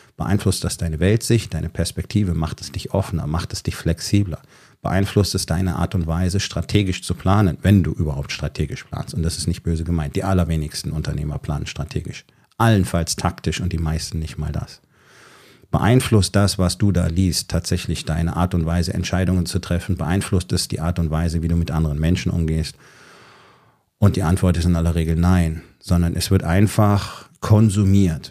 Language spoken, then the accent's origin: German; Germany; Bei uns in Deutschland